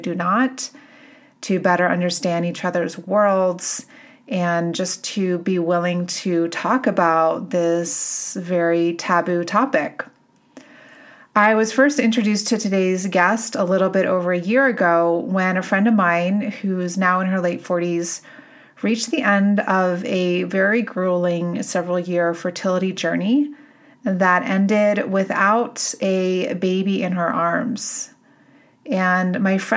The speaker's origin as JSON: {"language": "English", "town": "Boulder", "region": "Colorado", "country": "United States", "tie": "born or raised there", "said": "in my hometown here in Boulder"}